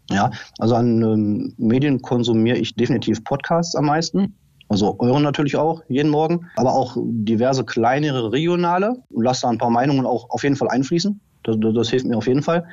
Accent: Oberhausen, North Rhine-Westphalia, Germany; now in Lower Rhine, Germany; ich komme ursprünglich aus dem Ruhrgebiet, aus äh, Oberhausen. Bin dann an den Niederrhein gezogen mit meiner Familie.

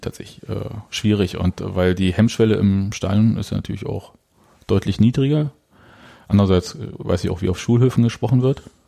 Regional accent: Leipzig, Saxony, Germany; ich bin Leipziger.

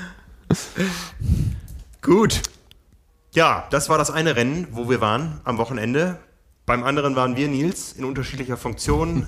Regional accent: Hamburg, Germany; Wir wissen ja hier als Hamburger

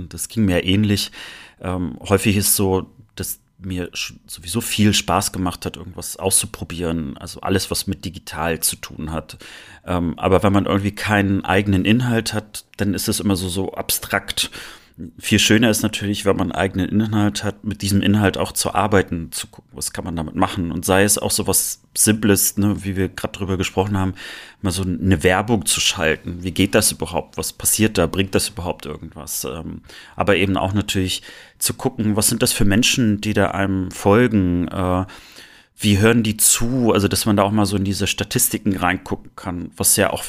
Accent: East Germany, Germany; was hat eigentlich deine und meine Jugend mit uns im Osten gemacht?

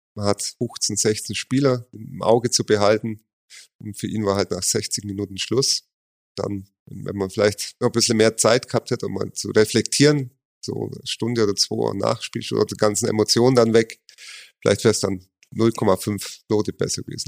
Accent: Augsburg, Bavaria, Germany; gebürtiger Augsburg

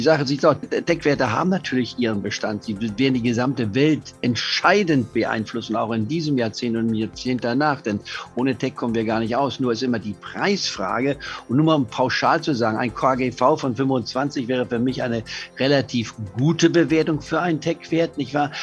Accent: Leipzig, Saxony, Germany; ich bin ja in Leipzig geboren vor 78 Jahren

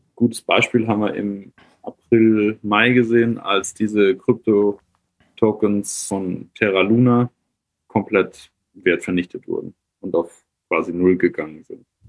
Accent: Germany; bei uns in Deutschland

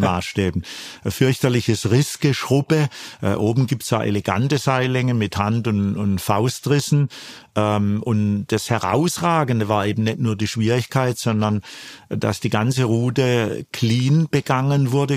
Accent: Karlsruhe, Baden-Württemberg, Germany; ich bin ja gebürtiger Karlsruher, komm all-, eigentlich aus dem Flachland, aus der Rheinebene

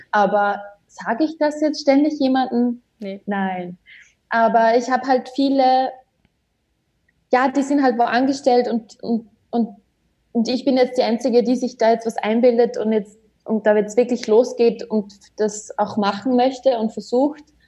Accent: Austria; bei uns in Österreich

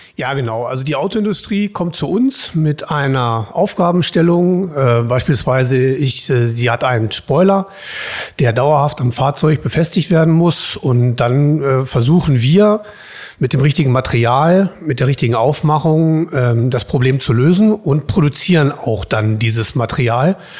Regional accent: Hildesheim, Lower Saxony, Germany; also born or lived in Saarbrücken; ich komme hier aus Hildesheim, ich bin Hildesheimer

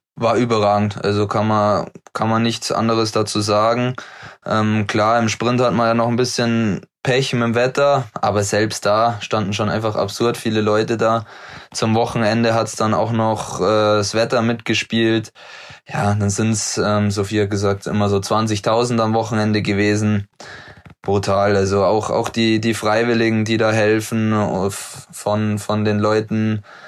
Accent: Murnau, Bavaria, Germany; moved away as an adult; now in Oberhof, Germany; Heimat ist definitiv immer noch Murnau

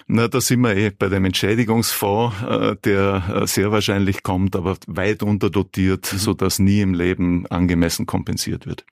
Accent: South Tyrol, Trentino-Alto Adige, Italy; Ich bin aus Südtirol.

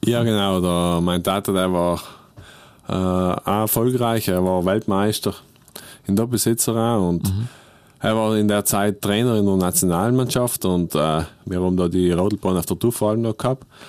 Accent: South Tyrol, Trentino-Alto Adige, Italy; Südtirol ist einfach meine Heimat

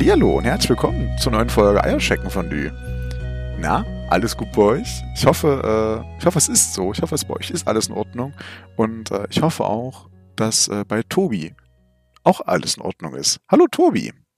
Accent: Germany; bei uns in Deutschland

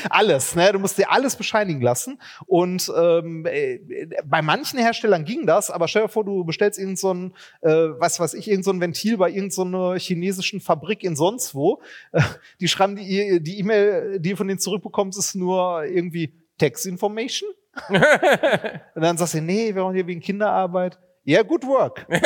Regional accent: Germany; wir sind Deutsche

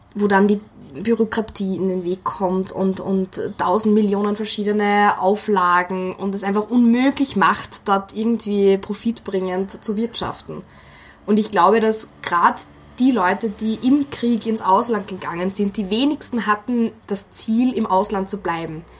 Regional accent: Wels, Upper Austria, Austria; meine Heimatstadt in Oberösterreich, Wels

